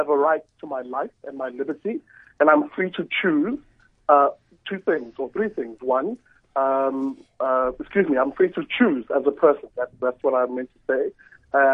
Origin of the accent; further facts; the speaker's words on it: Durban, KwaZulu-Natal, South Africa; moved away as an adult; now in Cape Town, South Africa; I'm from Umlazi, Durban